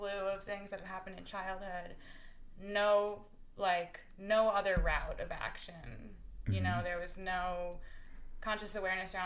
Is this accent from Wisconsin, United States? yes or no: yes; Appleton, Wisconsin, United States; moved away as an adult; I am from Appleton, Wisconsin. I grew up there, went to high school there. I lived there until I was 18.